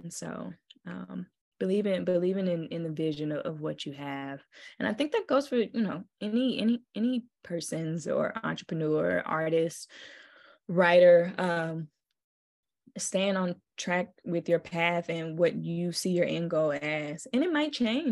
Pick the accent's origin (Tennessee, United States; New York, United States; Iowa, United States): Tennessee, United States; Memphis; I knew I was from Memphis and from the South